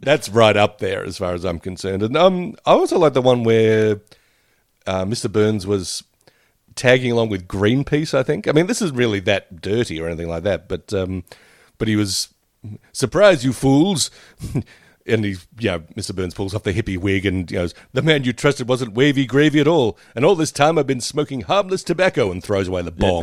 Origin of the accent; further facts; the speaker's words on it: Australia; us as Australian audiences, Australian viewers